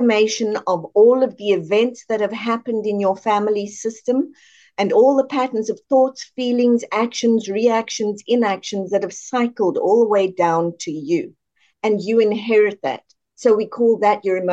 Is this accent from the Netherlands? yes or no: no; South Africa; moved away as an adult; Born and raised in South Africa, moved across here in about 96.